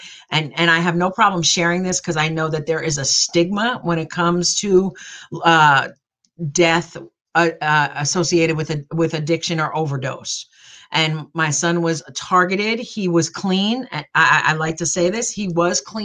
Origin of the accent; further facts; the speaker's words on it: New Jersey, United States; I'm from New Jersey. I am a Jersey girl all the way